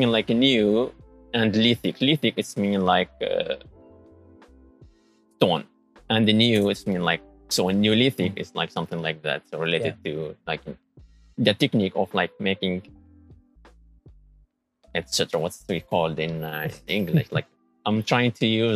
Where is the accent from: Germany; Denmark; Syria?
Syria; moved away as an adult; also born or lived in Lebanon / Japan; now in Tsukuba, Japan; I'm from Syria.